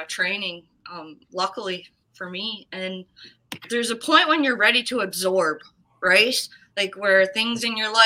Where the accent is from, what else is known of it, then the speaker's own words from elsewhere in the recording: New Waterford, Nova Scotia, Canada; moved away as an adult; also born or lived in Kelowna; now in Edmonton, Canada; I'm from New Waterford